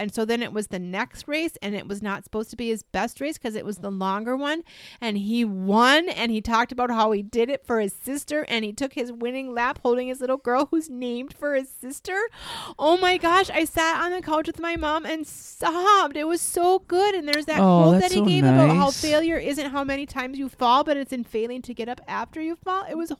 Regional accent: Minnesota, United States; I'd have to get disqualified as a Minnesotan if I didn't know that one.

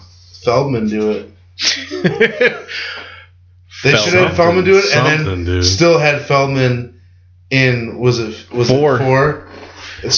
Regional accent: California, United States; My home state.

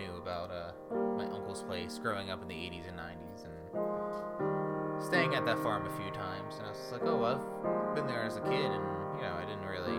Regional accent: Wisconsin, United States; Telling them that I lived in, that I came from Wisconsin, and told them my story

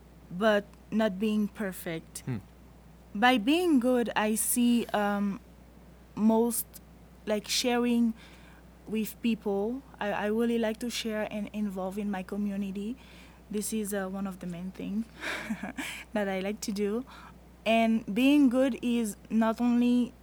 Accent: Haiti; now in United States; I'm from Haiti

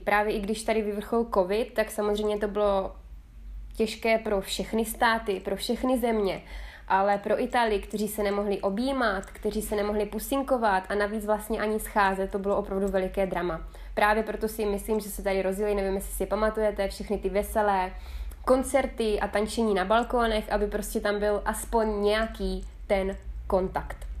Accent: South Moravian Region, Czechia; moved away as an adult; also born or lived in Tuscany, Italy; now in Italy; já pocházím z Jižní Moravy

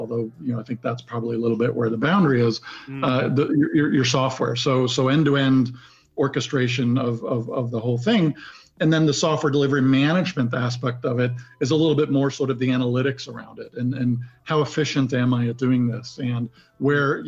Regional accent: Sweden; moved away as an adult; now in United States; I was born and grew up and spent the majority of my childhood in Sweden

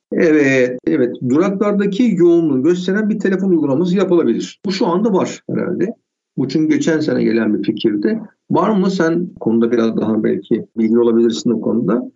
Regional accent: Istanbul, Turkey; also born or lived in Bahçeşehir, Istanbul; Ben Bakırköylüyüm. Bahçeşehir'de yaşıyorum İstanbul'da. 38 yıldır bunlarda yaşıyorum.

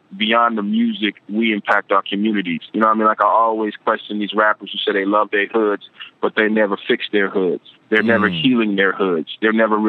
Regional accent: Compton, California, United States; also born or lived in Carson, California; I grew up in Compton before. So I spent most of my life in Compton

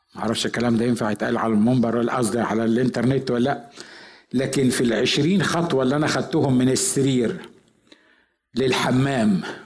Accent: village near El Ghanayem, Asyut Governorate, Egypt; moved away; رحت أزور قرية في بلدنا اللي هي قرية جنب قريتنا

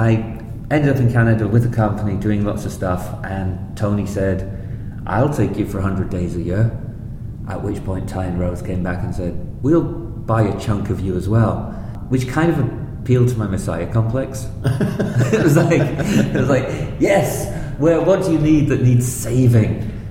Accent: North East England, United Kingdom; I grew up in the northeast of England. We bounced around a bit when I was a kid.

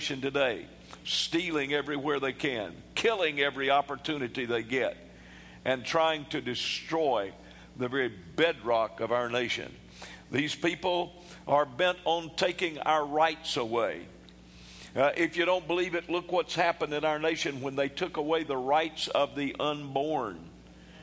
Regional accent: United States

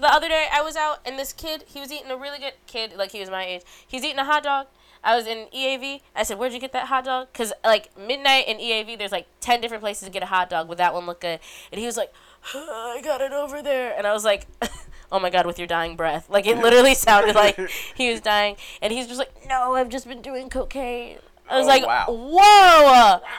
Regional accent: Illinois, United States; We were in a cornfield, because I'm from Illinois, and people had to carry me, and I was prom queen.

